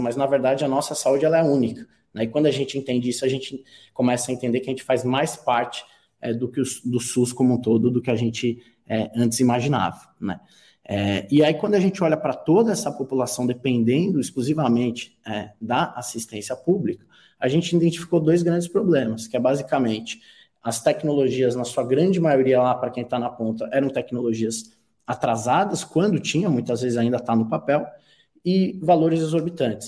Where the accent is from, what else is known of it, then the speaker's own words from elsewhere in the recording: Brazil; como brasileiro